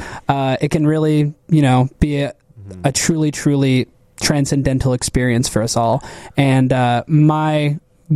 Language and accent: English; Canton, Illinois, United States; moved away; also born or lived in Chicago; I'm from Canton, Illinois